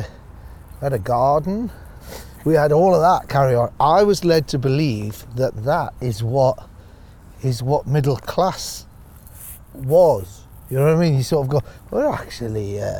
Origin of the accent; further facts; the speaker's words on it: Northumberland, North East England, United Kingdom; moved away as an adult; also born or lived in Newcastle upon Tyne; now in Australia; Growing up in Northumberland